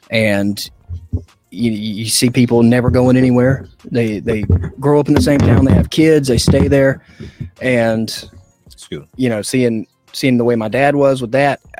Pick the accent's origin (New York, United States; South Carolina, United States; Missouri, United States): South Carolina, United States; Greenville; accent: southern; I was born in South Carolina. Okay. I grew up in uh, the Greenville area